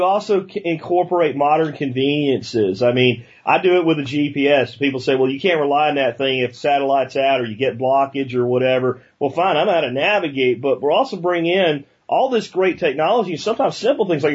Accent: Pennsylvania, United States; when I was growing up in Pennsylvania, they can't even hunt on Sundays there

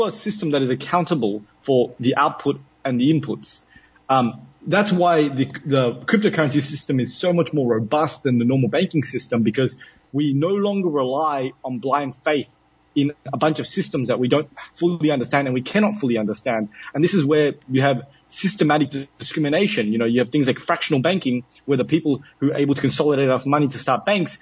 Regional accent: Australia; moved away as an adult; now in United Arab Emirates; I come from Australia

